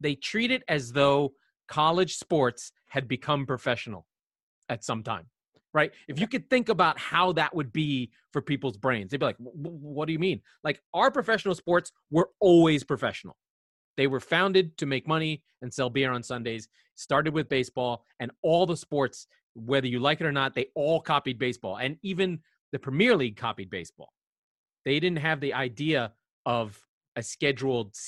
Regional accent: United States; as an American

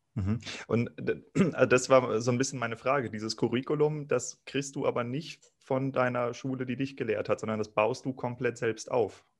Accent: Kiel, Schleswig-Holstein, Germany; moved away; auch ich komme aus Kiel ursprünglich

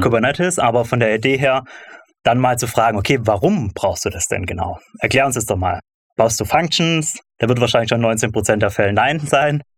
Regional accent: Stuttgart, Baden-Württemberg, Germany; Ich komme aus Stuttgart

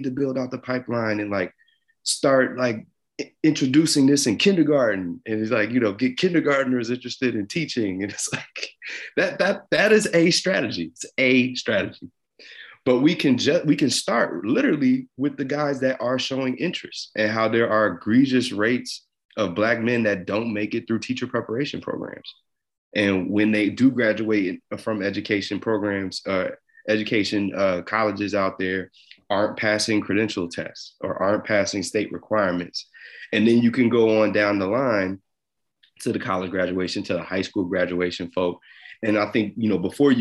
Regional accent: New Jersey, United States; I'm from Jersey. I grew up a New York Yankees and New York Giants fan

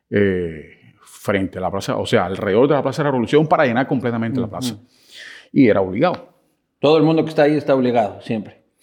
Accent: Cuba; Fíjate que yo vengo de Cuba.

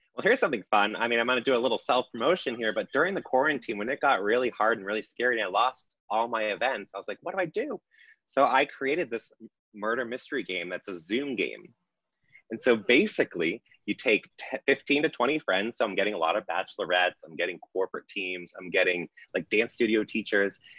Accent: Massachusetts, United States; We're from Massachusetts

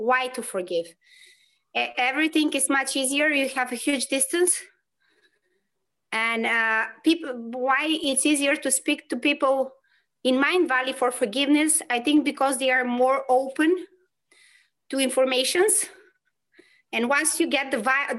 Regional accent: North Macedonia; now in Poland; I live in Poland and I'm coming from Macedonia

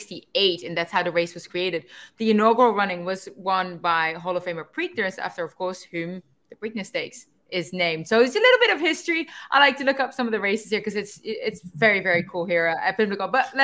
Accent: Netherlands; English is a second language; I'm actually quite good at making stews. We do that quite well in the Netherlands. I'm better at baking. I'm very good at making Dutch homemade apple pie.

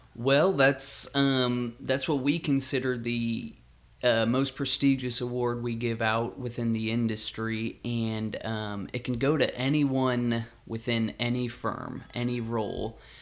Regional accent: Kansas, United States; Growing up in Kansas

